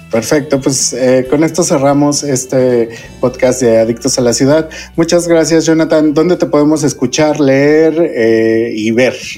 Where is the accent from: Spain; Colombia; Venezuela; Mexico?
Mexico; cuando éramos niños en México